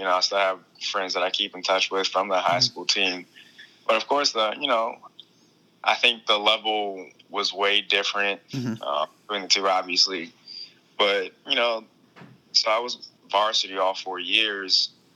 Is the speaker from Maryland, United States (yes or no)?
yes; Baltimore, Maryland, United States; I'm from Baltimore, Maryland